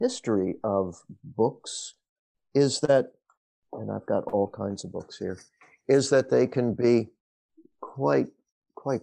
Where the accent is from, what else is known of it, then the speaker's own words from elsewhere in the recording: Rockville, Maryland, United States; moved away as an adult; also born or lived in Washington, D.C. / Virginia; now in Storrs, United States; I was born in Washington, D.C., raised in the Maryland suburbs of Wheaton and Rockville, Maryland